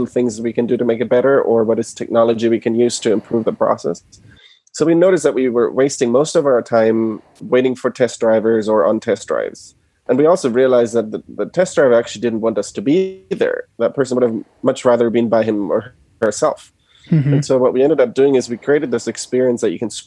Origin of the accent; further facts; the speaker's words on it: Germany; moved away as an adult; now in United States; So I was born and raised in Germany. My parents are originally from Argentina and moved to Germany.